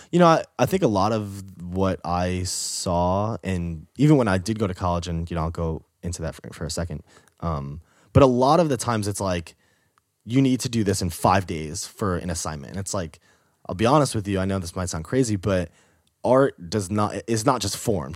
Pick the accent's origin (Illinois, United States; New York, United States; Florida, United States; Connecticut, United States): New York, United States; moved away as an adult; also born or lived in Boston; that's when I moved from New York to Boston